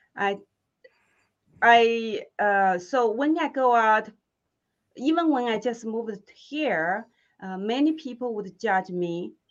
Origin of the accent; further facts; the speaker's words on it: Hunan, China; English is a second language; moved away as an adult; now in United States; where I'm from, uh, in the southern China called Hunan, I had this accent